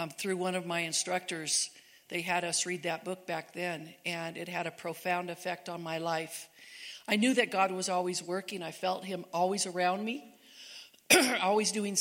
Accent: Southern California, United States; moved away as an adult; now in Cedar City, United States; Eric and I grew up in California, Southern California, and raised most of our kids there

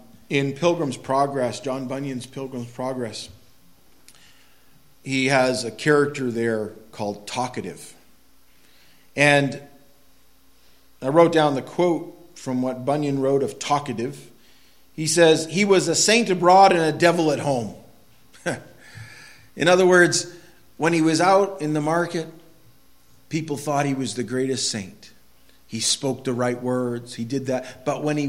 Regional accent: Quimby, Maine, United States; I grew up in Quimby, Maine

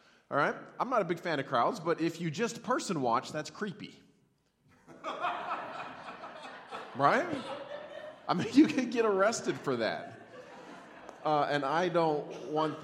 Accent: Montana, United States; now in Cheney, United States; I grew up in Montana. I live 30 minutes from Cheney.

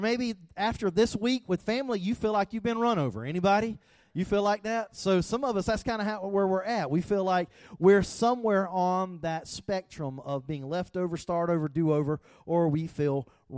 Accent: the South, United States; I grew up in the South

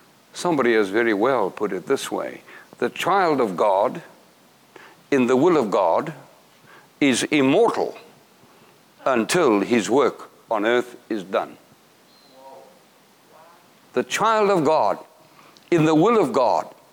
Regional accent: South Africa; I'm from South Africa.

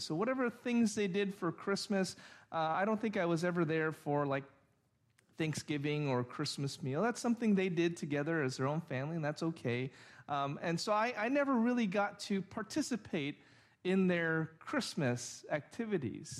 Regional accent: Orange, California, United States; also born or lived in Santa Ana; after I was six or seven, we moved to Orange from Santa Ana

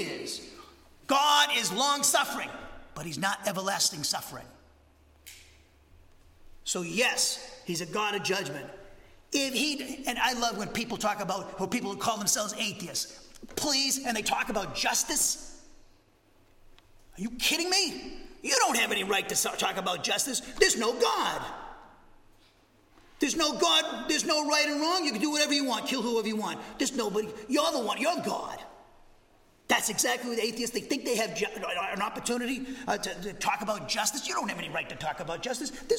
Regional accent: Massachusetts, United States; now in Huntsville, United States; I grew up in Massachusetts

